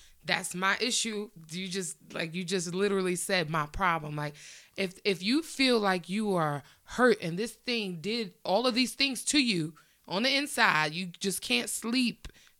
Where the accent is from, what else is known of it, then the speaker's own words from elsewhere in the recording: Long Island, New York, United States; he's from my hometown.